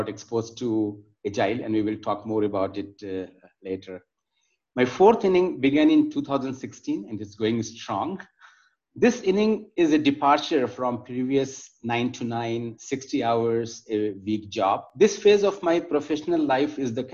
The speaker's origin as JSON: {"language": "English", "town": "Patna", "region": "Bihar", "country": "India", "tie": "born or raised there", "also_born_or_lived": "Jamshedpur / Delhi / Minneapolis / Chicago", "moved": "as an adult", "lives_now": "Bangalore, India", "said": "I was born in Jamshedpur, the steel city, brought up and studied in Patna."}